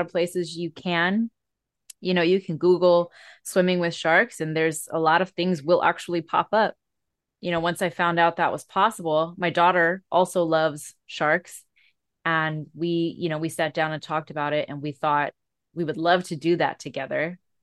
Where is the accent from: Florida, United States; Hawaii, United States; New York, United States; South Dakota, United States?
Hawaii, United States; I live in Hawaii where we are Native Hawaiian.